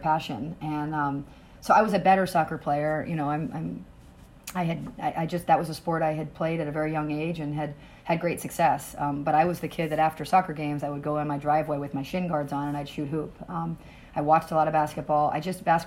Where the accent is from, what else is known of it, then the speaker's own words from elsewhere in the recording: New Hampshire, United States; I'm from New Hampshire